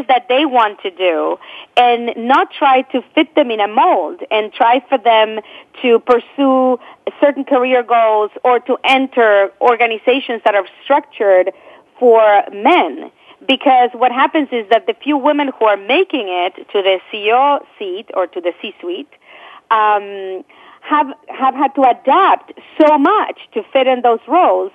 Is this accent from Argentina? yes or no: yes; Argentina; moved away as an adult; now in United States; I come from Argentina, where I grew up. And, I came to this country with two suitcases, newly married